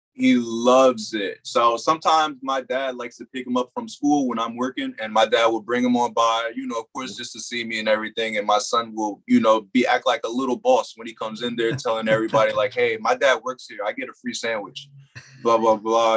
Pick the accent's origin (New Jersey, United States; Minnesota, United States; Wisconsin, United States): New Jersey, United States; moved away as an adult; also born or lived in Delaware; I was from New Jersey